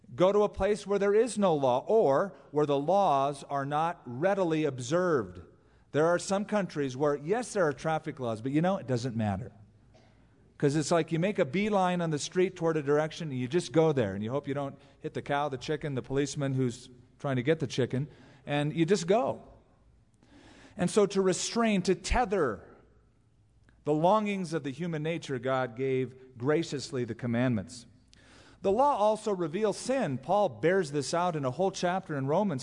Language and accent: English; California, United States; now in Albuquerque, United States; as a Californian